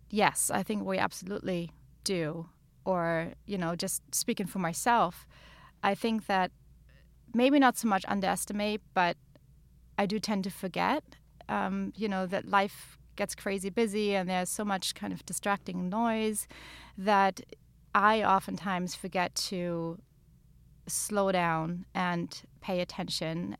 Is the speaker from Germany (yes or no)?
yes; Germany; moved away; where I grew up in Germany